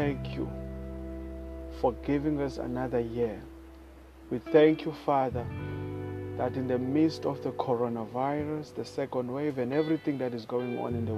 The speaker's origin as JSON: {"language": "English", "country": "South Africa", "said": "I am Latter-day Preacher. I come all the way from South Africa."}